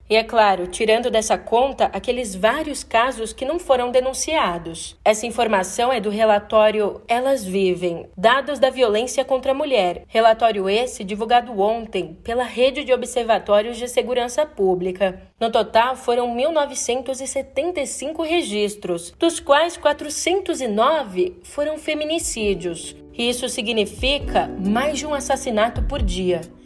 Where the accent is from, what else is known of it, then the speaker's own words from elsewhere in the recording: São Paulo, Brazil; como uma boa paulistana que sou